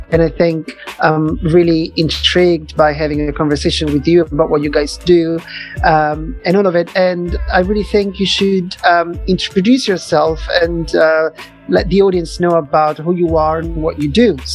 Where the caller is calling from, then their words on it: London, United Kingdom; Frida it's connecting from Italy and I'm connecting from London, uh, which is great